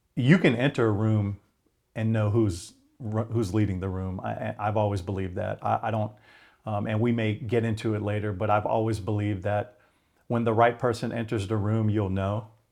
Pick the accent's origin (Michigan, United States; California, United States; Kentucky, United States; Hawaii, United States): Hawaii, United States; moved away; I was a water junkie growing up in Hawaii